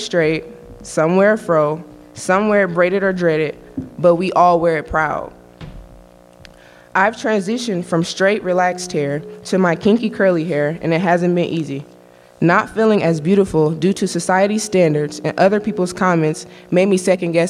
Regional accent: Fort Wayne, Indiana, United States; I was born and raised in Indiana

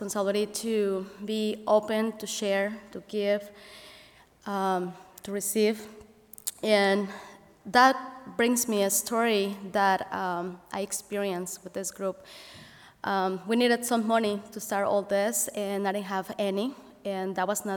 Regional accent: Mexico City, Mexico; English is a second language; now in Elkhart, United States; growing in a big city such as Mexico City, being an immigrant here and not being English my first language

